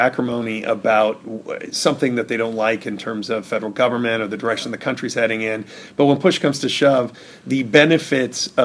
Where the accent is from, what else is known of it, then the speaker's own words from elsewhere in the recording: Indiana, United States; now in California, United States; my days of growing up in Indiana and learning politics in Indiana